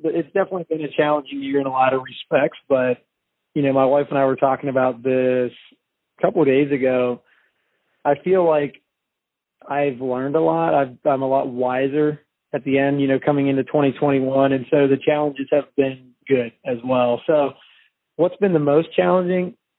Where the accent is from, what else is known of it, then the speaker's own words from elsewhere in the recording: Pennsylvania, United States; moved away as an adult; also born or lived in British Columbia, Canada / Virginia; now in Shenandoah Valley, Virginia, United States; I actually was born and raised in Pennsylvania